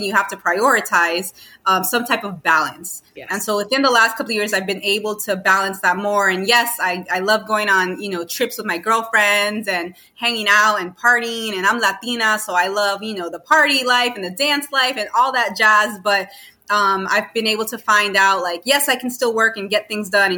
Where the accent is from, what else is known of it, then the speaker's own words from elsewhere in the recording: New York City, New York, United States; also born or lived in Miami, Florida; now in South Carolina, United States; I was born and raised in New York. So Queens, Jackson Heights is like my birthplace